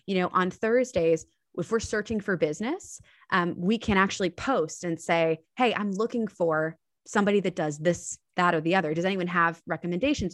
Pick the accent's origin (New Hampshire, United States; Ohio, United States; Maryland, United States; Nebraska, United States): Maryland, United States; Annapolis; my hometown of Annapolis, Maryland